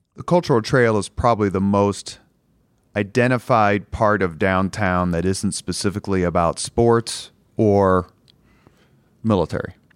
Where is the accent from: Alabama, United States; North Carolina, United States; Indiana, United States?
Indiana, United States; Indianapolis; Irvington where I grew up